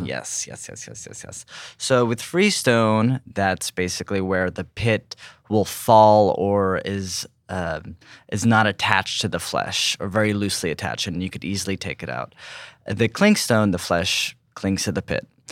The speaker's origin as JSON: {"language": "English", "region": "California", "country": "United States", "tie": "born or raised there", "said": "growing up in California"}